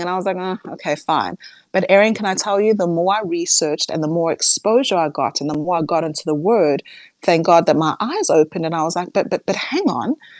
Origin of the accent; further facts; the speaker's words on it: South Africa; as a South African